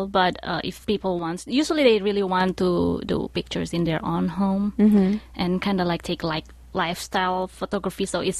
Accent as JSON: {"language": "English", "town": "Bandung", "region": "West Java", "country": "Indonesia", "tie": "born or raised there", "moved": "yes", "lives_now": "United States", "said": "I was born in Bandung. Mm-hmm. So Bandung is in West Java."}